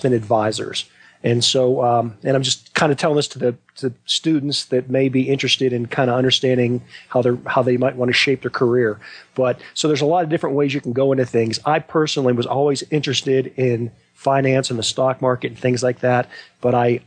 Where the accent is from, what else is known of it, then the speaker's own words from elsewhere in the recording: Western Pennsylvania, United States; I grew up in Western Pennsylvania